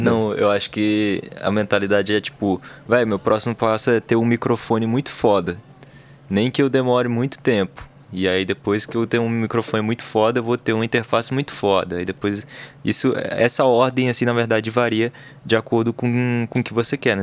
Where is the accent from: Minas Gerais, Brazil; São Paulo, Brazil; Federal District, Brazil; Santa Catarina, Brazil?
Federal District, Brazil; Brasília; a gente é do DF